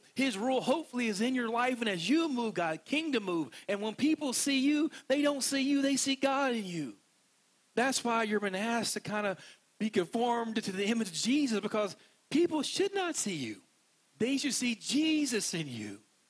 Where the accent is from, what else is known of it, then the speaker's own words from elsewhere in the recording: West Virginia, United States; accent: West Virginia; I'm from West Virginia, and when I talk normally, I sound like this. And I'm not joking because this is my normal accent.